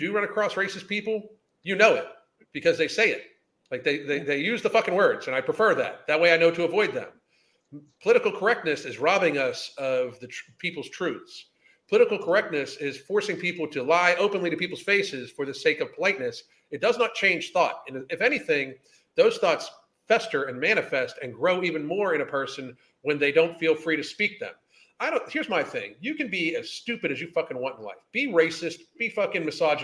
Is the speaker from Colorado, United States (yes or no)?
no; Pittsburgh, Pennsylvania, United States; moved away as an adult; also born or lived in South Carolina; now in Florida, United States; I grew up in Pittsburgh and then lived in South Carolina for a while. Moved back up north again